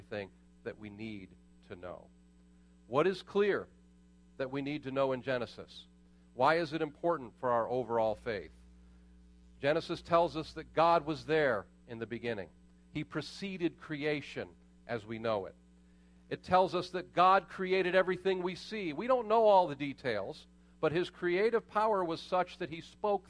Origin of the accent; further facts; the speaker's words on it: Pittsburgh, Pennsylvania, United States; I was born in Pittsburgh